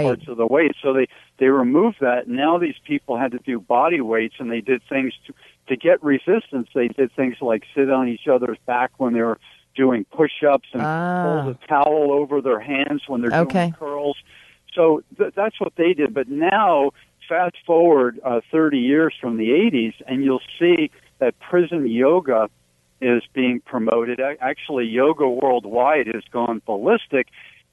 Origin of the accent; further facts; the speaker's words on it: New Jersey, United States; about age six, growing up in New Jersey